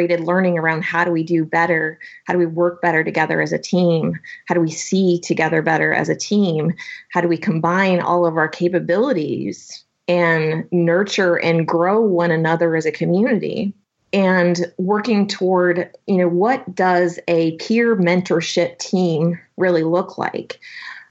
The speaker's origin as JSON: {"language": "English", "area": "suburban Portland area, Salem, Bend", "region": "Oregon", "country": "United States", "tie": "born or raised there", "moved": "yes", "lives_now": "Austin, United States", "said": "So I live in Austin, Texas now, but I grew up in Oregon, suburban Portland area, Salem, Bend."}